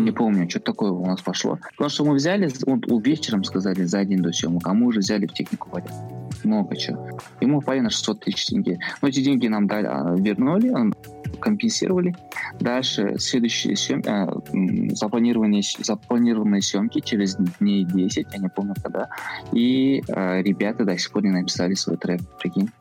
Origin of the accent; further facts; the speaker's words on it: Kazakhstan; у нас, допустим, найманы